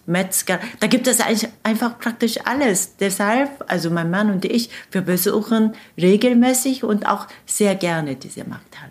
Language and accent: German; Seoul, South Korea; German is a second language; moved away as an adult; now in Hanover, Germany; meiner Heimatstadt Saul, die etwa 10 Millionen Einwohner